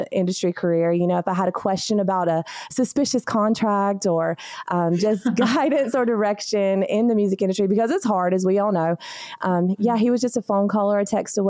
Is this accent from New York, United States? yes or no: no; Hazlehurst, Georgia, United States; also born or lived in Troy, Alabama / Panama City, Florida; I was born in Hazelhurst, Georgia